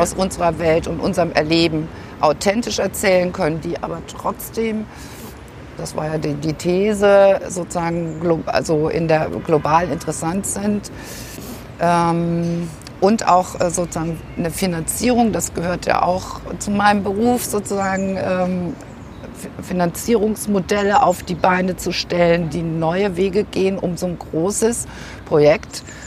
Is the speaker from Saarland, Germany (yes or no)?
yes; Saarland, Germany; moved away as an adult; also born or lived in Berlin; now in Hamburg, Germany; ursprünglich komme ich aus dem Saarland